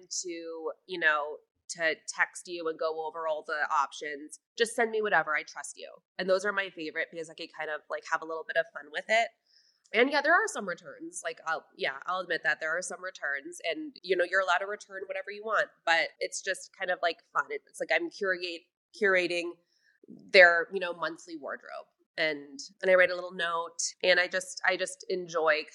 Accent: Florida, United States; moved away as an adult; now in Denver, United States; my area of Florida, like Delray Beach, Boca Raton.

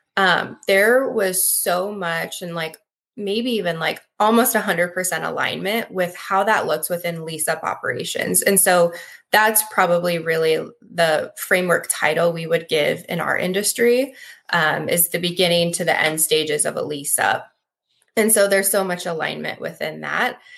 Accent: Midwest, United States; also born or lived in Lincoln, Nebraska; I'm born and raised in the Midwest

